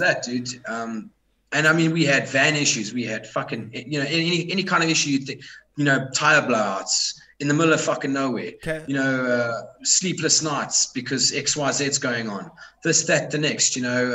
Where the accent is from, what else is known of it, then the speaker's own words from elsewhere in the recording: South Africa; I'm from South Africa.